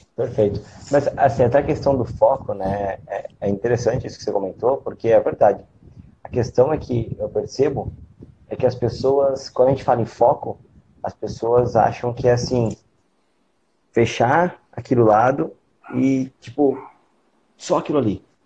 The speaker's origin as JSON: {"language": "Portuguese", "region": "São Paulo", "country": "Brazil", "tie": "born or raised there", "moved": "yes", "lives_now": "Santa Catarina, Brazil", "said": "quando eu era moleque, eu morava em São Paulo, os meus pais faziam feira"}